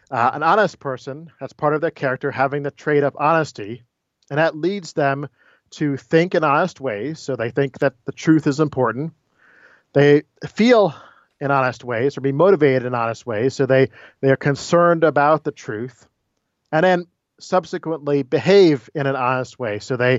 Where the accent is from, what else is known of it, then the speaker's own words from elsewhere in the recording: Florida, United States; also born or lived in Maryland; I was born in Maryland, but grew up mainly in Florida. Went off to school in New Jersey at Princeton and then graduate school at Notre Dame before I was hired here at Wake Forest.